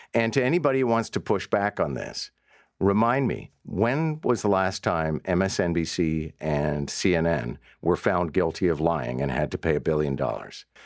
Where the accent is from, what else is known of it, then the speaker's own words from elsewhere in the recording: Montreal, Quebec, Canada; now in Toronto, Canada; I, born and raised in Montreal